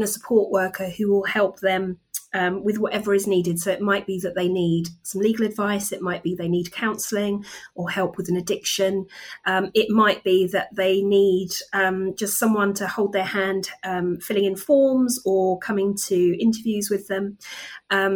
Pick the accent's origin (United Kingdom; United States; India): United Kingdom; Kent, South East England; moved away as an adult; now in Reading, United Kingdom; I'm originally from Kent